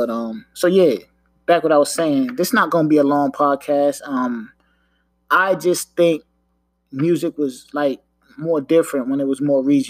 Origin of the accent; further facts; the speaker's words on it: Long Island, New York, United States; now in Maryland, United States; I'm from New York, right? I'm from New York, LI, right? And being that I'm from New York, I grew up on New York hip hop